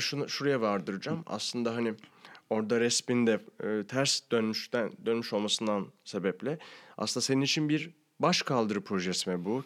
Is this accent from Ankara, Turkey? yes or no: yes; Ankara, Turkey; now in Istanbul, Turkey; zaten Ankaralıyım